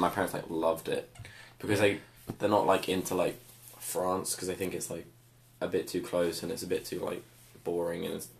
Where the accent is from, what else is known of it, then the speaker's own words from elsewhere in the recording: United Kingdom; yeah, we're British.